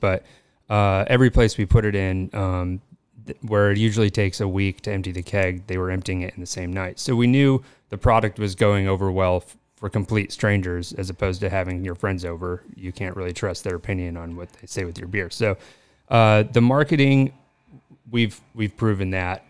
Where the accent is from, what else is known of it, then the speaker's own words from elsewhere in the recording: Colorado, United States; moved away as an adult; now in Los Angeles, United States; I'm from Colorado. Uh, grew up on a dairy farm there